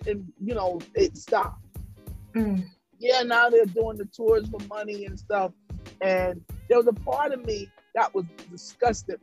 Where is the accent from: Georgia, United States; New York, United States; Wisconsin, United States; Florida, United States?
Georgia, United States; Statesboro; I was born in Statesboro, Georgia. I'm from the South